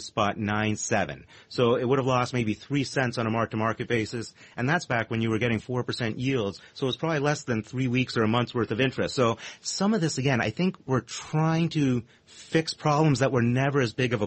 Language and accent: English; Canada; now in United States; as a Canadian